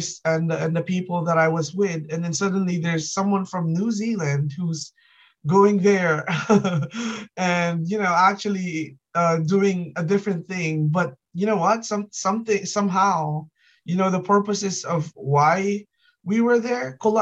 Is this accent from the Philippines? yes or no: yes; Kalinga, Cordillera Administrative Region, Philippines; first language Ilocano; English is a second language; now in Canada; I came from the north side of the Philippines. So I was born in Kalinga, and there's a dialect there called Ilocano